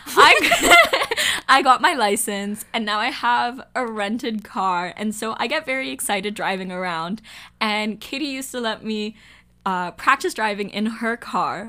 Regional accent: Hong Kong; moved away; I'm from Hong Kong.

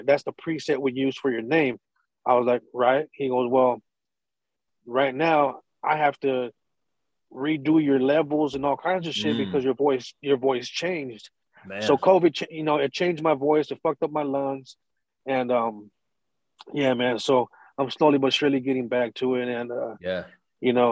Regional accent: San Diego, California, United States; I was born and raised in Little Italy, you know what I'm saying, in the neighborhood where it was the lower income Mexicans and Italians

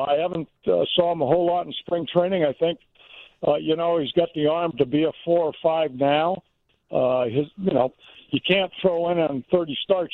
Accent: California, United States; also born or lived in Mississippi; now in Chicago, United States; I was born in Mississippi, raised in California, but I really lived in Chicago

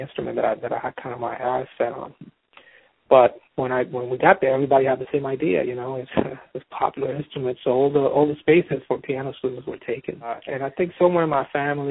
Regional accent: San Juan, Puerto Rico; moved away as an adult; also born or lived in Boston, United States; I grew up in San Juan, in a section of San Juan called Santurce

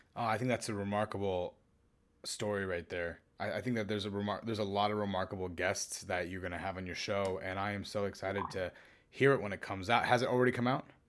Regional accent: California, United States; as a Californian

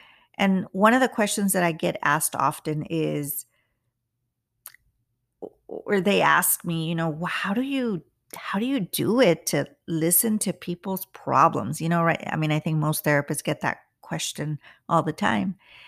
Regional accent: United States; I'm not white and I'm not all American, which I consider myself all American, but I am Mexican American. So it's a little hard for us in the Latin, the Latinos that are living here in the United States.

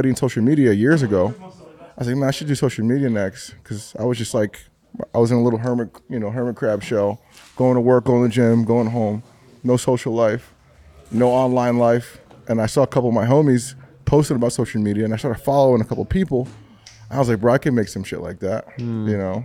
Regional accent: Atlanta, Georgia, United States; moved away as an adult; also born or lived in Rhode Island / Miami; I was in Atlanta from like first grade to 12th grade

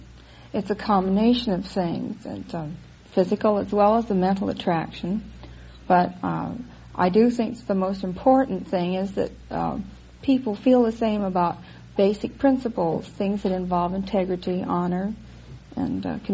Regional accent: Paris, Île-de-France, France; born there; Oh, I was born in Paris, France.

